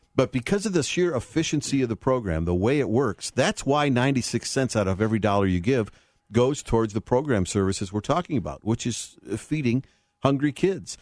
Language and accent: English; Chicago, Illinois, United States; moved away; my hometown, so it's always good to come back to Chicago